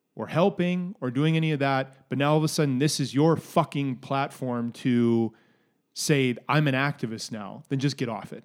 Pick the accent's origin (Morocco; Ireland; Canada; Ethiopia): Canada; also born or lived in Minneapolis, United States; growing up in Canada and having lived in the States